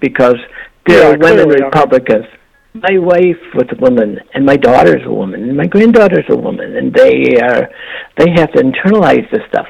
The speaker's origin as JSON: {"language": "English", "country": "United States"}